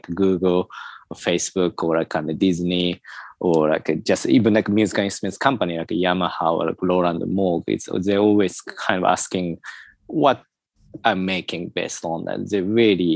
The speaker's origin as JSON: {"language": "English", "region": "Tokyo", "country": "Japan", "tie": "born or raised there", "also_born_or_lived": "United Kingdom / Sweden", "moved": "yes", "said": "I was born in Tokyo as well, quite artificial environment, so I'm really more familiar with something quite non-organic environment"}